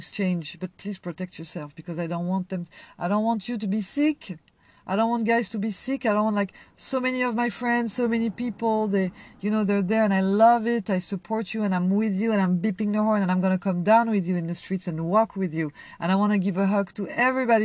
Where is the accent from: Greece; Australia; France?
France; also born or lived in Algeria (family ancestry); now in United States; I come from France